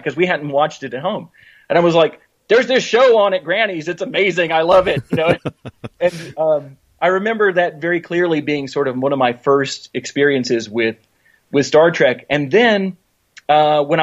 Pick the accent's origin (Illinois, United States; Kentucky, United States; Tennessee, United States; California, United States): Tennessee, United States; Knoxville; my hometown of Knoxville, Tennessee